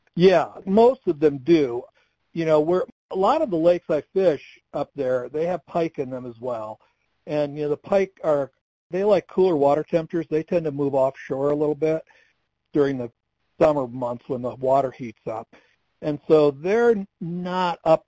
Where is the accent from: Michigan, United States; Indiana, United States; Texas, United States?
Michigan, United States; now in Colorado, United States; I grew up in Michigan